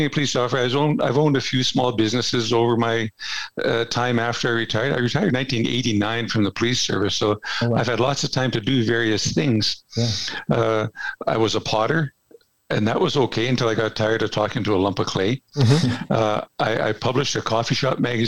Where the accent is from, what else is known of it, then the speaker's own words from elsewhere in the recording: Edmonton, Alberta, Canada; also born or lived in Strathcona County; I was born and raised in Edmonton. So I'm an Edmonton person, lived here all my life.